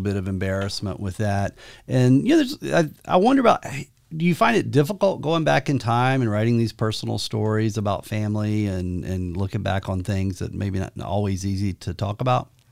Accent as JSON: {"language": "English", "region": "rural Georgia", "country": "United States", "tie": "born or raised there", "moved": "yes", "said": "I grew up in rural Georgia"}